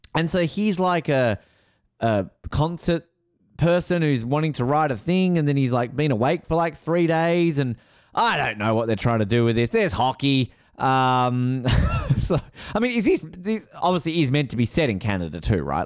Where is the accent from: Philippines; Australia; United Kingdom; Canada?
Australia; I am Australian